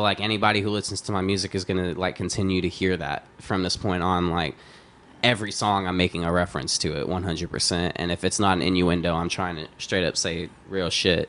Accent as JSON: {"language": "English", "region": "Texas", "country": "United States", "tie": "born or raised there", "said": "I grew up in Texas, listening to, like I said, like dirty South trap."}